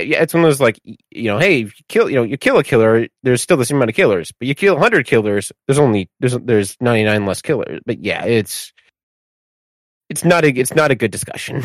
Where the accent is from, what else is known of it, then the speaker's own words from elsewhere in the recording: Michigan, United States; as someone from Michigan